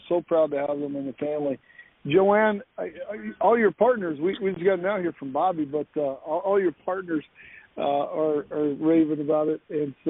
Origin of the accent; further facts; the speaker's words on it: United States; we get to have a say as Americans in this important time in our country's history.